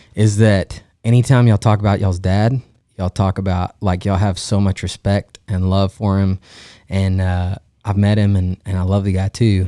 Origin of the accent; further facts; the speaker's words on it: Stephenville, Texas, United States; I grew up in Stephenville, we're in Central Texas.